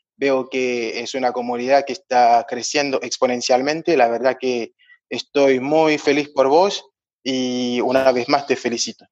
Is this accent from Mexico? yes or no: no; Haiti; moved away as an adult; now in Argentina; soy de Haití